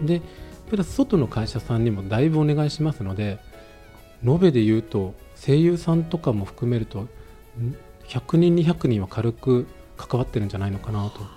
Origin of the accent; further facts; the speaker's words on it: Okayama, Japan; now in Fukuoka, Japan; 私も岡山出身でして、はい、福岡ではないんですが福岡で会社やるようになって